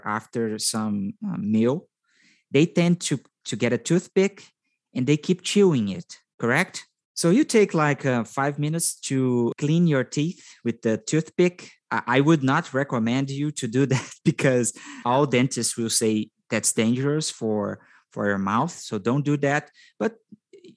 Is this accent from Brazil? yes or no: yes; Brazil; I am from Brazil